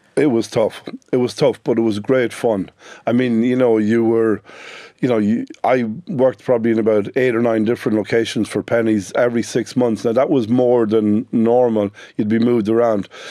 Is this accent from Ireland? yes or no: yes; Sligo, Connacht, Ireland; I'm from Sligo, the youngest of, uh, ten children